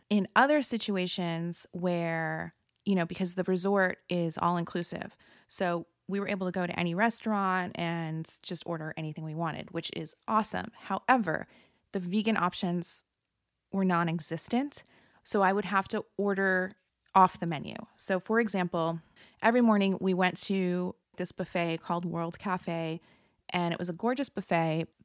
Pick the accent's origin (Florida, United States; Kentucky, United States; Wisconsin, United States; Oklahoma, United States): Florida, United States; I had called in and it was Scheana and I talking and I was from Florida